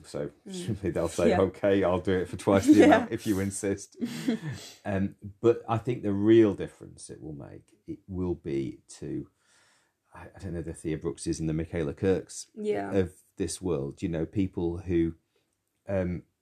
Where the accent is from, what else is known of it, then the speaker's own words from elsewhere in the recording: Preston, North West England, United Kingdom; moved away; I am from Preston. That's where I grew up. It's where my parents were from.